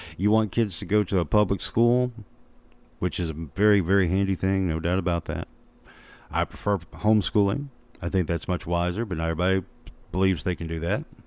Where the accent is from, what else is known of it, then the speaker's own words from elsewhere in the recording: Little Rock, Arkansas, United States; I'm a kid that grew up in Little Rock, Arkansas